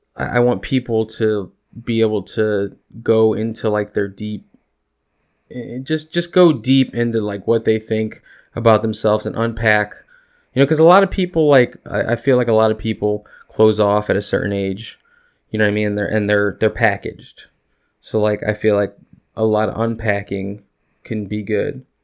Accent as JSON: {"language": "English", "region": "Northwest Indiana", "country": "United States", "said": "we're the region rats"}